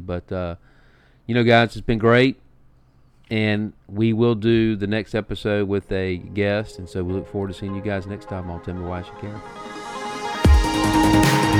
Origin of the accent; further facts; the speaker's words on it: Montgomery, Alabama, United States; I'm from Montgomery, Alabama.